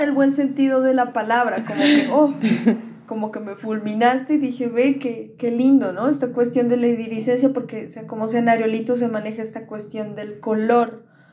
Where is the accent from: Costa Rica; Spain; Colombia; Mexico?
Colombia; Pasto, Nariño; also born or lived in Popayán, Colombia; nos viniéramos a vivir acá, Pasto